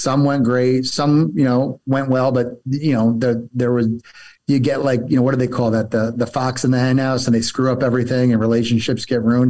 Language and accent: English; New Jersey, United States; moved away as an adult; also born or lived in Rochester, New York / Atlanta, Georgia; I grew up in New Jersey